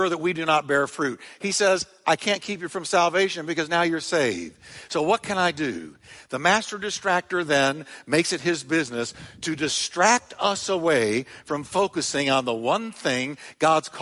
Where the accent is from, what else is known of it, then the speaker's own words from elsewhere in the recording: United States; Growing up in America